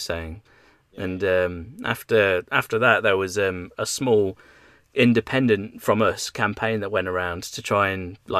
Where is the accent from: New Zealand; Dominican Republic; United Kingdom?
United Kingdom; Leicestershire, East Midlands; moved away; I come from Leicestershire